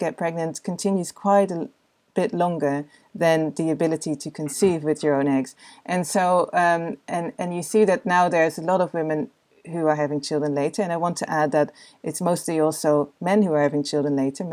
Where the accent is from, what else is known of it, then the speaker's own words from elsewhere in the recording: Netherlands; I come from the Netherlands